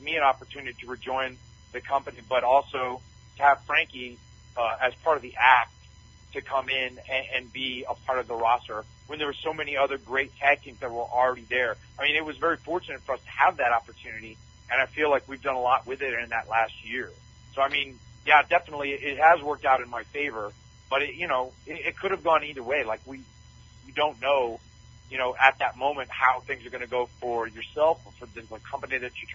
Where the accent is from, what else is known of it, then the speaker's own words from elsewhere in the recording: North Carolina, United States; I grew up in North Carolina